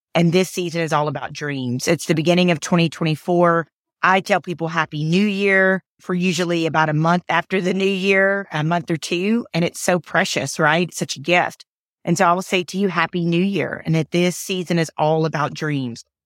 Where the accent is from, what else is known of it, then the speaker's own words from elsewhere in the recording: Atlanta, Georgia, United States; I was born in Atlanta, Georgia.